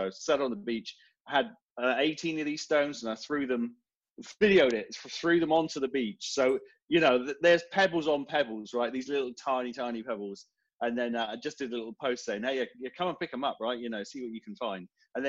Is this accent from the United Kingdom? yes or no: yes; Devon, South West England, United Kingdom; moved away as an adult; now in Portsmouth, United Kingdom; Far southwest of the UK, so down in Devon. Sleepy little city down there, but I settled up here about 20-25 years ago, so this is where I call home.